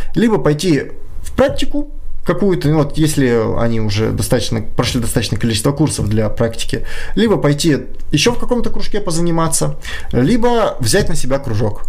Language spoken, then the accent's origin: Russian; Kyiv, Ukraine; moved away as an adult; now in Saint Petersburg, Russia; я сам из Украины, я сам из Киева